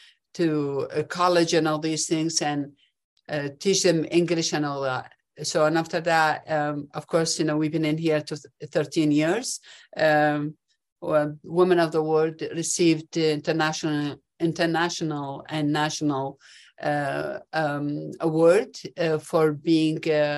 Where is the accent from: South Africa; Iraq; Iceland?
Iraq; Baghdad, Baghdad Governorate; English is a second language; moved away as an adult; now in Utah, United States; I'm originally from Baghdad, Iraq, and I came to America in 1979 to study engineering